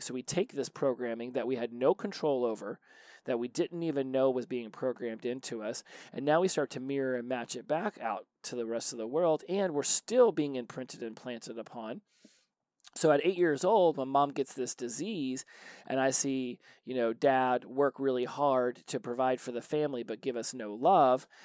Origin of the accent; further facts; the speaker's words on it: Indiana, United States; also born or lived in Columbus, Indiana / Daytona Beach, Florida; we moved from Indianapolis to a farm in Columbus, Indiana. And uh, we did that for two years, uh, where I did middle school, and then we went to Daytona Beach for two years